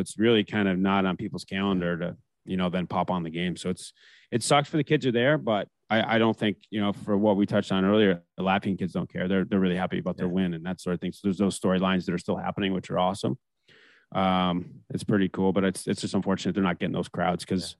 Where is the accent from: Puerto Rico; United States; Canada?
Canada; And I even being American, I grew up in Canada, right? Like I played junior, whatever. I started playing tier two junior and 14 up there.